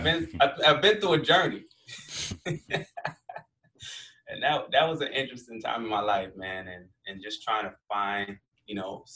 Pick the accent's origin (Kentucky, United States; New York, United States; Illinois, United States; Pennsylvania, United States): Illinois, United States; Chicago; now in Virginia, United States; I'm originally from Chicago. I moved to the South due to my father joining the military.